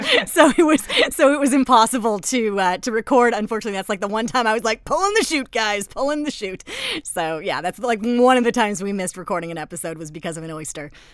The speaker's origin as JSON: {"language": "English", "country": "Canada", "also_born_or_lived": "Toronto / England", "said": "we're from Canada"}